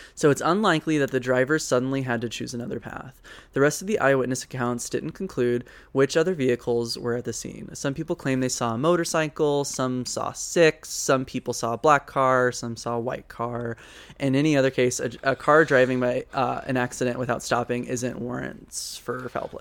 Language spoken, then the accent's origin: English; the South, United States; growing up in the South